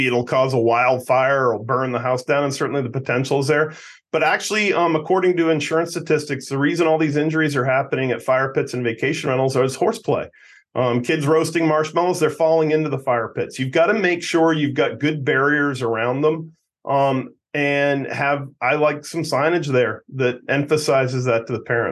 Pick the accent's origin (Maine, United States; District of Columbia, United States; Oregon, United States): Maine, United States; my home state of Maine